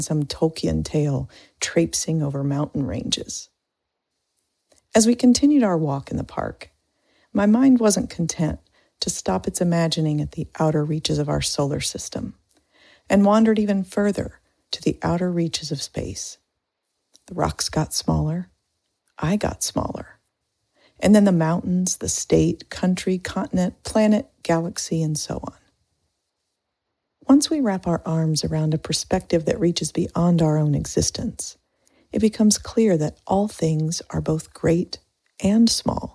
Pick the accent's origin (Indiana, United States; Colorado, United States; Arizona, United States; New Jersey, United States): Indiana, United States; moved away; Growing up in Indiana